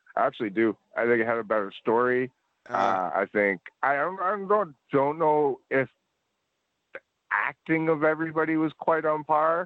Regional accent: Edmonton, Alberta, Canada; moved away; also born or lived in Nova Scotia; I grew up in Edmonton

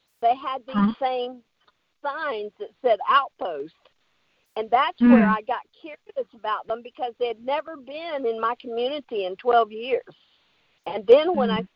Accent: Georgia, United States; I'm not from South Carolina. I'm from Georgia.

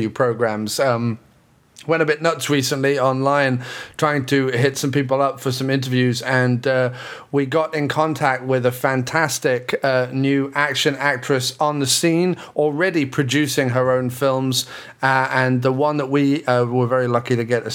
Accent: England, United Kingdom; moved away as an adult; now in New York, United States; I'm from England originally, but I've lived in New York for the last 6 years

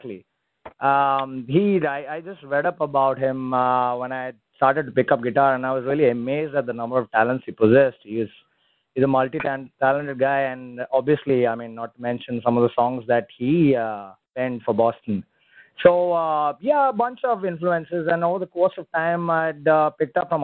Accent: Mangalore, Karnataka, India; my hometown in Mangalore

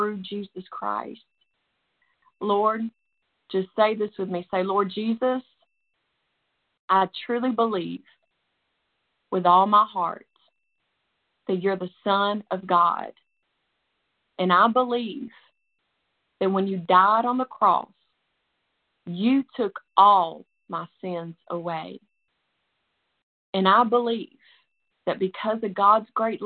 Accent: Nashville, Tennessee, United States; you can tell by my accent, but that's where I'm from, right outside of Nashville, Tennessee

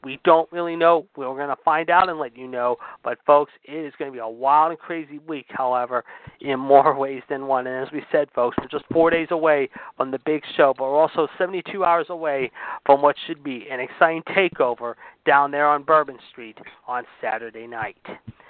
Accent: Pittsburgh, Pennsylvania, United States; in my hometown of Pittsburgh

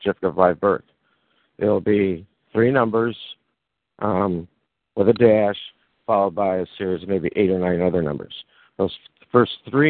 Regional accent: Michigan, United States; where I was born on Michigan

